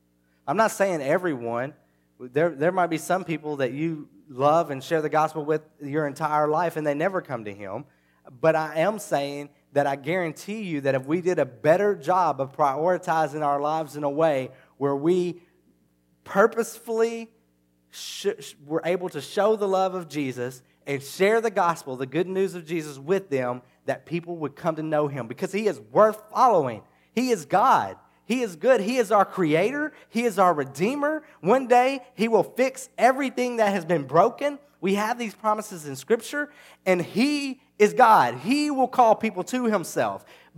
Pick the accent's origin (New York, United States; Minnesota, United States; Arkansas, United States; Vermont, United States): Arkansas, United States; And where I'm from the Delta of the Mississippi River, I grew up just a few miles from the Mississippi River in southeast Arkansas.